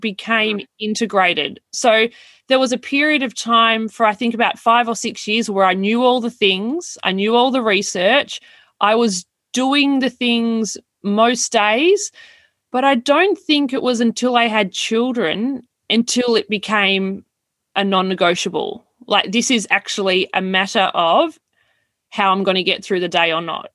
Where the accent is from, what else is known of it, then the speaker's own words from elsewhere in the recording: Melbourne, Victoria, Australia; moved away as an adult; also born or lived in Wagga Wagga, New South Wales / Toowoomba, Queensland / west of Goondiwindi, Queensland; I was born in Wagga. And when I was very young, we all moved to Melbourne